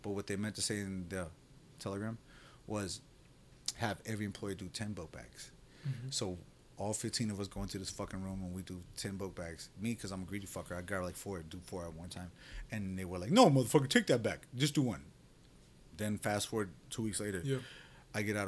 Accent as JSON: {"language": "English", "town": "Orlando", "region": "Florida", "country": "United States", "tie": "born or raised there", "said": "I'm from Sky Lake South"}